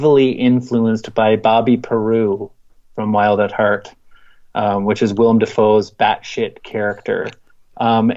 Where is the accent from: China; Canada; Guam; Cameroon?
Canada; I'm Canadian